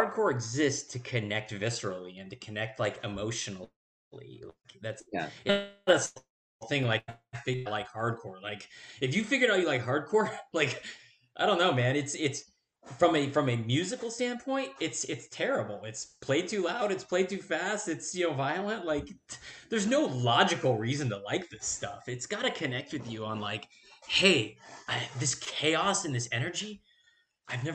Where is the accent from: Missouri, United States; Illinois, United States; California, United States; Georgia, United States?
California, United States; San Diego; moved away as an adult; now in San Francisco Bay Area, United States; I'm sort of like a guest in the Bay Area scene, because I grew up in San Diego